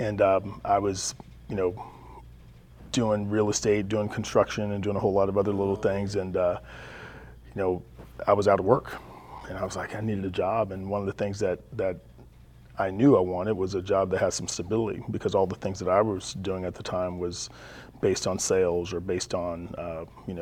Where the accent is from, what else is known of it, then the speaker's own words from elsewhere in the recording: Texas, United States; now in California, United States; I grew up in Texas